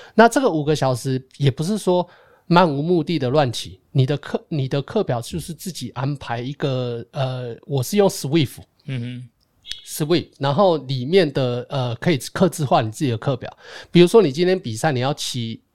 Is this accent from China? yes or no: no; Taiwan; moved away; 我是台湾来的